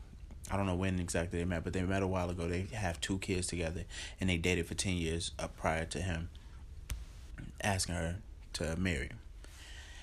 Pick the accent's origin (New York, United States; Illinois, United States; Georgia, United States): Illinois, United States; Chicago; I'm from Chicago